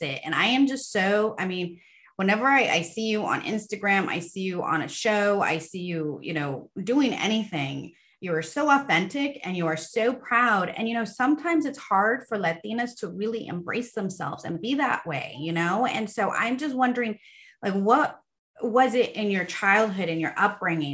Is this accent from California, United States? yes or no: yes; Southern California, United States; I grew up on the West Side here in California, Southern California, you know, Surf City